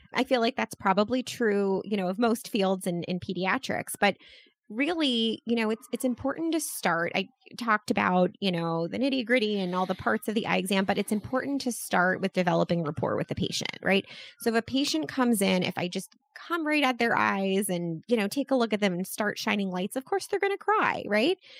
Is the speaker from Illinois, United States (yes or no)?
no; Baltimore, Maryland, United States; my hometown of, of Baltimore